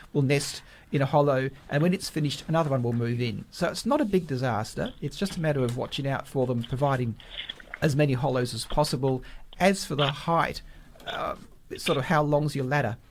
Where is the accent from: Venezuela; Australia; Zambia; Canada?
Australia; South Perth, Western Australia; I grew up in South Perth, an old suburb.